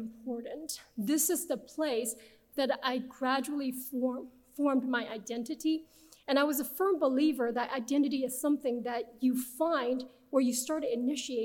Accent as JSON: {"language": "English", "region": "Beijing", "country": "China", "also_born_or_lived": "Nebraska, United States", "second_language": "English", "moved": "as an adult", "lives_now": "United States", "said": "I'm originally from Beijing, China, and came to the US as an international transfer student"}